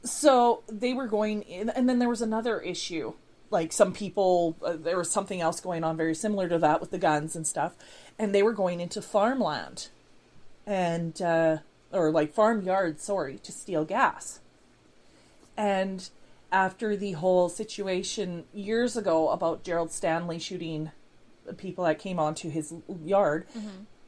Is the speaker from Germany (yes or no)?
no; Canada; I'm a Canadian